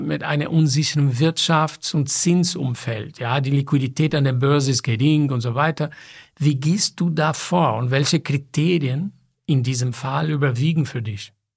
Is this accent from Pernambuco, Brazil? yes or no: no; São Paulo, Brazil; moved away; ich bin in São Paulo geboren